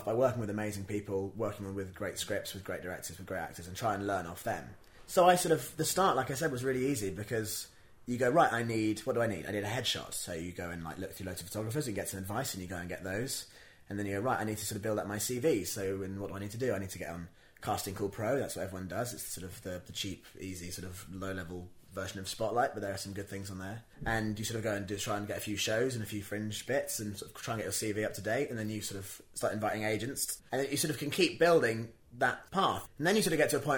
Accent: Worcestershire, West Midlands, United Kingdom; moved away as an adult; also born or lived in Bristol; now in London, United Kingdom; I'm from Worcestershire, and there's not an awful lot of work in Worcestershire

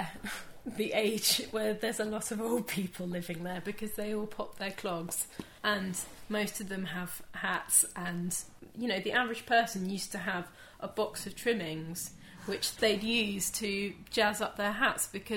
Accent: United Kingdom; being British

